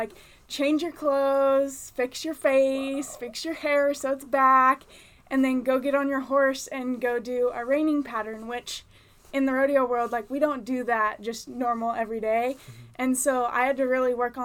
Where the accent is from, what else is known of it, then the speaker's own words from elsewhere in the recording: San Luis Obispo, California, United States; I'm from San Luis Obispo